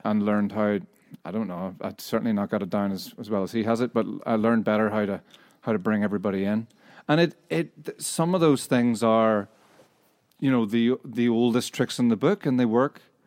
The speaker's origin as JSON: {"language": "English", "area": "Northern Irish", "region": "Northern Ireland", "country": "United Kingdom", "also_born_or_lived": "Scotland", "moved": "yes", "said": "we're a Northern Irish band"}